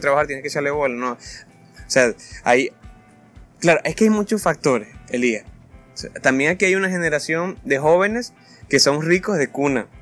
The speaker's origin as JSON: {"language": "Spanish", "town": "El Tejero", "region": "Monagas", "country": "Venezuela", "tie": "born or raised there", "also_born_or_lived": "Valencia, Venezuela (birthplace)", "lives_now": "Maturín, Venezuela", "said": "yo siempre quise salir del tejero es que yo no nací en el tejero"}